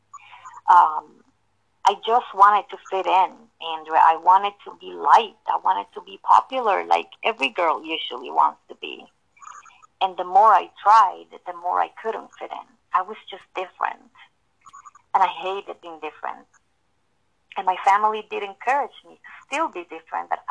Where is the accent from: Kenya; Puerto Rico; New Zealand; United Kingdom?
Puerto Rico; born and raised in Puerto Rico